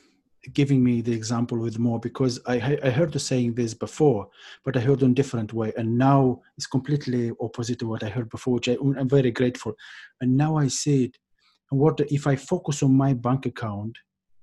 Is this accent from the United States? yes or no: no; Moldova; where I'm from Moldova